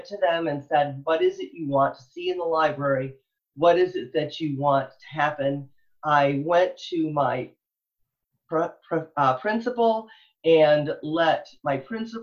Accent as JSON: {"language": "English", "region": "Michigan", "country": "United States", "moved": "yes", "lives_now": "Texas, United States", "said": "I'm from Michigan originally"}